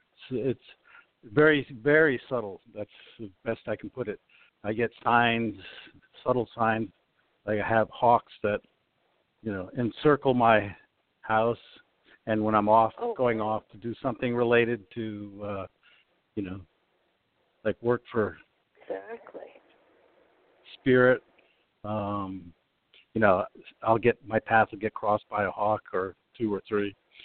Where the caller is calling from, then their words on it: Sugar Land, Texas, United States; I'm calling from Sugar Land, Texas.